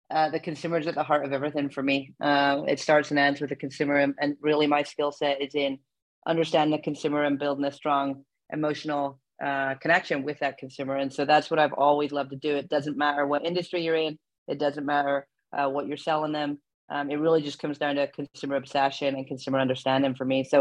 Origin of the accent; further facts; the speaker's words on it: Belfast, Northern Ireland, United Kingdom; moved away as an adult; also born or lived in England; now in Oregon, United States; I'm born and bred in Belfast in Northern Ireland. Um, you can probably hear it in my accent. Uh, I went to university in England